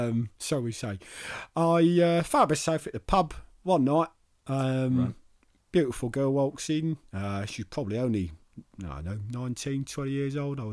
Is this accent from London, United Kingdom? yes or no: yes; Peckham, London, United Kingdom; I grew up in Peckham.